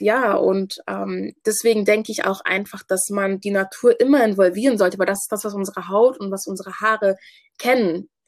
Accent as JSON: {"language": "German", "region": "Hamburg", "country": "Germany", "tie": "born or raised there", "said": "ich komme ursprünglich aus Ghana, wurde aber in Hamburg geboren"}